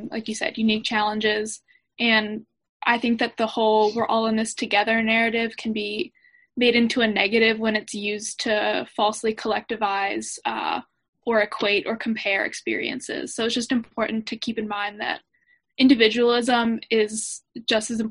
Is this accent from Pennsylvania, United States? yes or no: yes; Delaware County, Pennsylvania, United States; also born or lived in Maryland; I'm originally from Delaware County, Pennsylvania, which is outside of Philadelphia